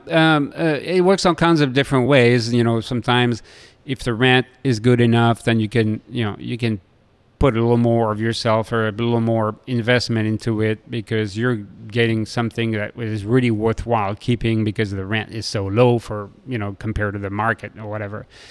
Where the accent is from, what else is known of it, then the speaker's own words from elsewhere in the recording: Lille, Hauts-de-France, France; moved away; I grew up in Lille next to Belgium